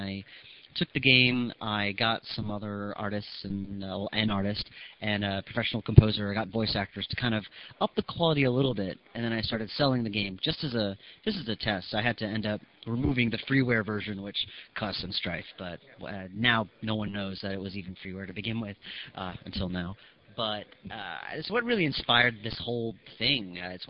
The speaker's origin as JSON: {"language": "English", "town": "New York City", "region": "New York", "country": "United States", "said": "I had spent a year in Asia, and I'm Jewish, and it was the first time, and being a New Yorker, I was always around Jews"}